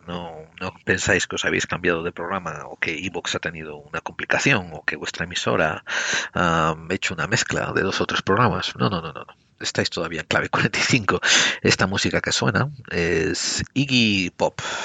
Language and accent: Spanish; Spain; moved away as an adult; also born or lived in United States; Yo nací en España a finales de los años sesenta o principios de los setenta, dependiendo a qué le preguntes. Y me crié a finales de la dictadura en España